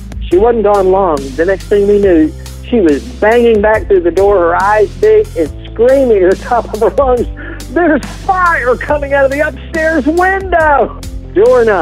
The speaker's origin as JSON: {"language": "English", "region": "Appalachia", "country": "United States", "tie": "born or raised there", "also_born_or_lived": "Deep South", "said": "when I grew up in this area"}